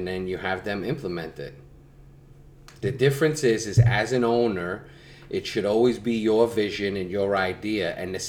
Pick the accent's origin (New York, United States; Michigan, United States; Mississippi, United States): New York, United States; New York City; growing up in Brooklyn